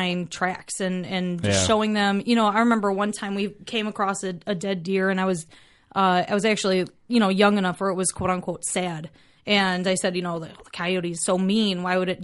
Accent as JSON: {"language": "English", "town": "Chicago", "region": "Illinois", "country": "United States", "tie": "born or raised there", "also_born_or_lived": "Carbondale, Illinois / Edwardsville, Illinois", "said": "I grew up outside of Chicago, and I was in a... I guess you could call it a suburb"}